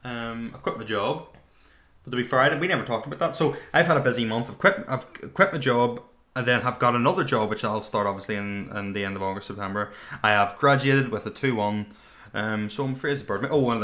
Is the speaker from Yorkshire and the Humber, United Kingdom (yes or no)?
no; Northern Ireland, United Kingdom